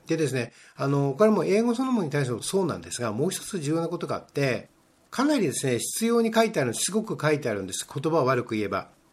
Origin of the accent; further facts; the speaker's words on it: Japan; 日本人の中で、まあ、ノンネイティブですよね英語のネイティブじゃない我々が